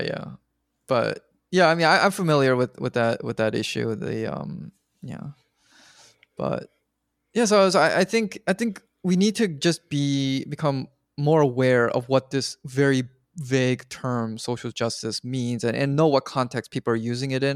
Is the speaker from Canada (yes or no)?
yes; Canada; I'm Canadian